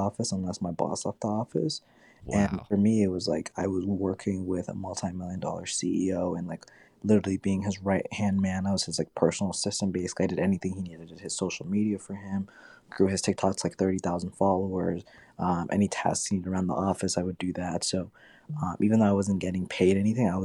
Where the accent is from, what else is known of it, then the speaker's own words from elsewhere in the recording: Washington, District of Columbia, United States; I am from Washington, D.C., and I am 20 years old.